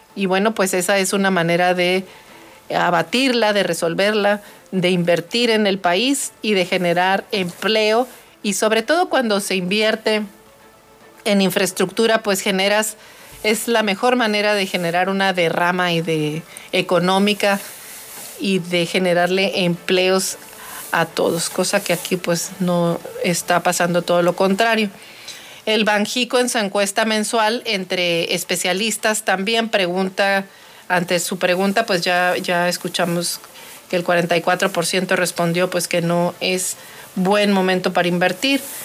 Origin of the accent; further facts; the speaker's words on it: Mexico; nosotros como mexicanos